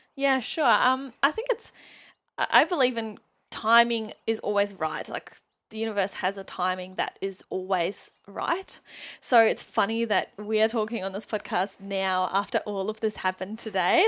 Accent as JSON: {"language": "English", "country": "Germany", "tie": "born or raised there", "also_born_or_lived": "Sydney, Australia / New Zealand", "second_language": "English", "moved": "as an adult", "lives_now": "Newcastle, Australia", "said": "I was born and raised in Germany. I lived there for eighteen years."}